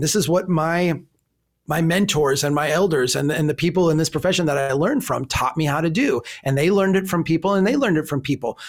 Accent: Minnesota, United States; I'm from Minnesota

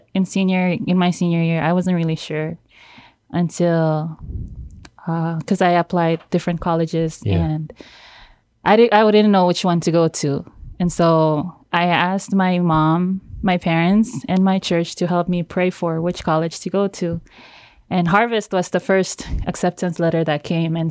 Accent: Pohnpei, Micronesia; moved away; I'm from the island of Pohnpei

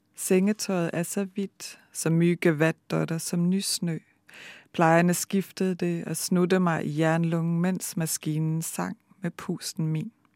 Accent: Denmark; moved away as an adult; also born or lived in Bergen, Norway; now in Norway; jeg er født og opvokset i Danmark

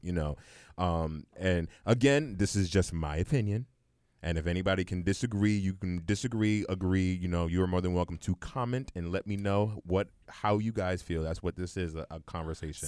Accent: New York City, New York, United States; I'm from Brownsville in the projects

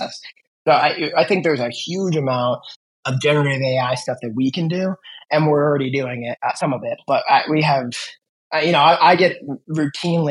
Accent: Cleveland, Ohio, United States; we are from Cleveland

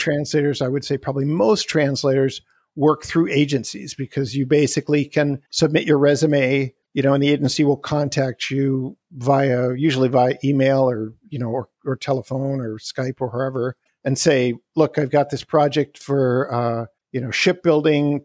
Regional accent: Canada; moved away as an adult; also born or lived in Wisconsin, United States; now in Salt Spring Island, Canada; I was born and raised in Canada

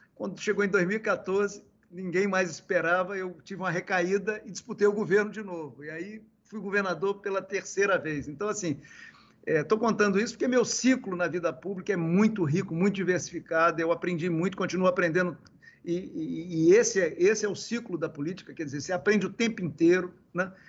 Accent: Caparaó, Espírito Santo, Brazil; also born or lived in Vitória; lá do interior do, do Espírito Santo, onde eu nasci, eu nasci no Caparaó, ali onde está o Pico da Bandeira, na divisa do Espírito Santo com Minas, por isso que eu sou meio mineiro

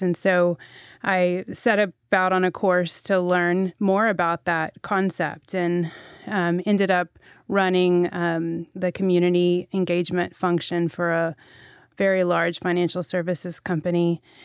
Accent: Texas, United States; also born or lived in Middle East; I grew up in Texas primarily

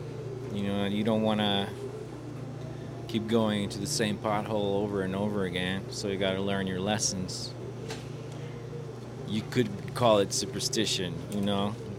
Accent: Arizona, United States; Mario, I'm from Arizona.

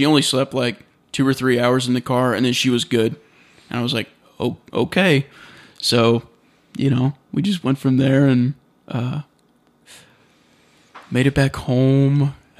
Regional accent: United States; to us, or to me as an American, I was like, no, that's definitely a city.

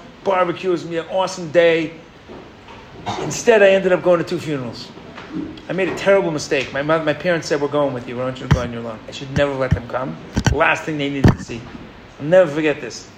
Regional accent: New York, United States; moved away; I grew up in New York

